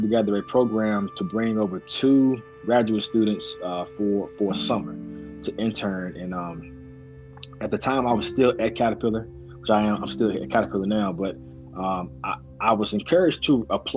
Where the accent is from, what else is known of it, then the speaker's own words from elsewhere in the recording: Eden, North Carolina, United States; moved away as an adult; also born or lived in Greensboro, North Carolina / Nashville, Tennessee; now in Kansas City, United States; I moved to Eden with my grandparents. And that's where I was raised all up until I went to college